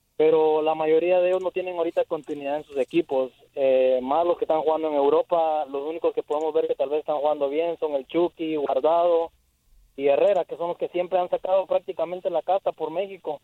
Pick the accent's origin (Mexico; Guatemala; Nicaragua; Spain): Guatemala; now in Houston, United States; Yo soy de Guatemala